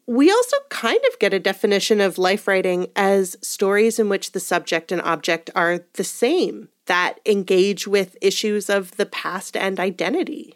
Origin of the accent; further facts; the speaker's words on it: Edmonton, Alberta, Canada; I was born in Edmonton.